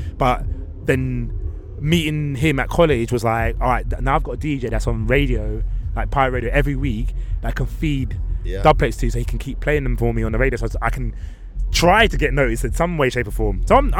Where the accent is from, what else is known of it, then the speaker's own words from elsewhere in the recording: London, United Kingdom; I'm from West London. I'm from a borough, Ealing Borough in West